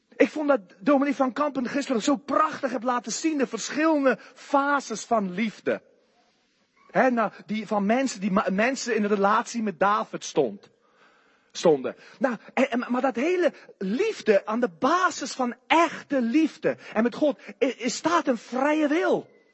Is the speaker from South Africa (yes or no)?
yes; South Africa; Dutch is a second language; moved away as an adult; now in Netherlands; hij hoorde mijn rare accent en hij zei aan mij, waar kom je vandaan? Ik zei, Zuid-Afrika